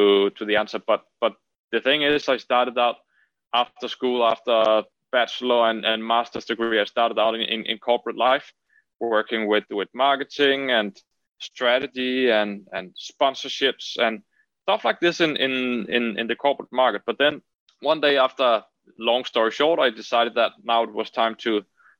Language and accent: English; Denmark; I'm originally from Denmark. So I'm Danish and I've born and raised here